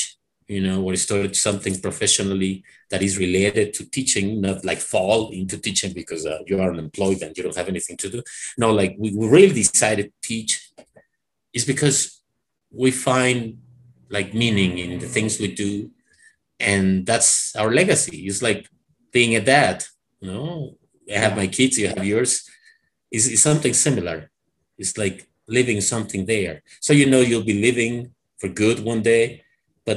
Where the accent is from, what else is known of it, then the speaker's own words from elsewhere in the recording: Mexico; English is a second language; I learned English when I was a teenager, and I remember at that time, I was after finishing this like teacher certificate, when I first studied at this Mexican North American Institute, I was also studying engineering at UNAM